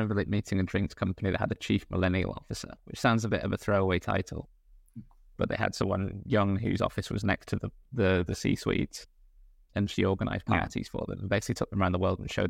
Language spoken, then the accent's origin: English; United Kingdom; This is the problem of being a Brit, because you have a DNA chip that compels you to be pessimistic.